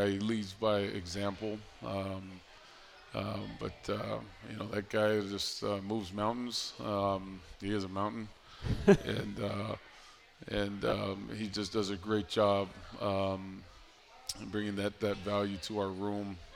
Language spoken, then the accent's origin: English; Hawaii, United States; coming here – um, to the East Coast, where my wife, uh, who's uh, born and raised in Hawaii as well, uh, have no connections.